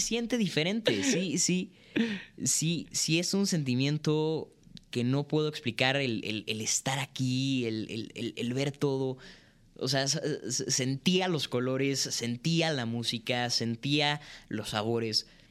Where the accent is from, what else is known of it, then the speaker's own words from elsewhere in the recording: Mexico; also born or lived in Canada; nosotros como mexicanos